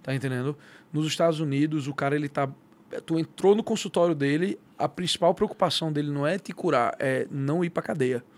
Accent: Recife, Pernambuco, Brazil; moved away as an adult; also born or lived in São Paulo, Brazil; now in United States; eu sou de Recife, eu sou natural de Recife, nasci, cria, nascido e criado

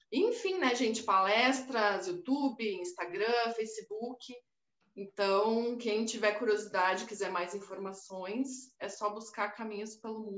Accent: Passo Fundo, Rio Grande do Sul, Brazil; also born or lived in Porto Alegre; now in São Paulo, Brazil; Bom, sou gaúcha de Passo Fundo, tchê.

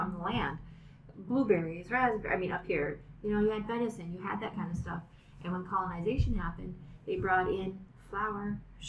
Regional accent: Bemidji, Minnesota, United States; from Bemidji, Minnesota. My mom was a member of Turtle Mountain.

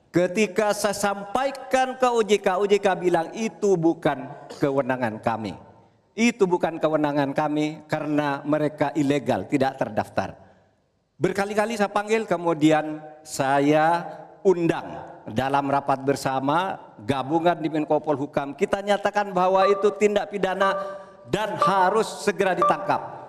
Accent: Madura, East Java, Indonesia; saya ingat pulau saya Madura

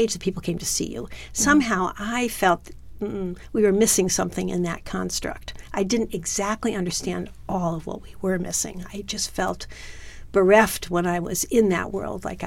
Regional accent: Milwaukee, Wisconsin, United States; I went home to Milwaukee

